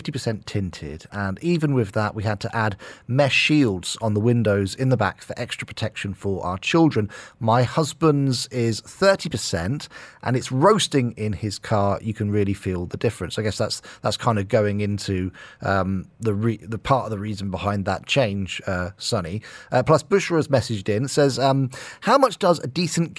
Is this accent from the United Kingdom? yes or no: yes; United Kingdom; now in UAE; back in my home country, the UK